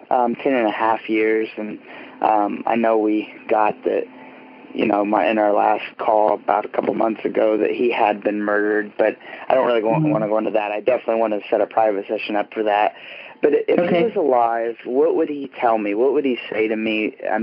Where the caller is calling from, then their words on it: Terre Haute, Indiana, United States; I am calling from Terre Haute, Indiana.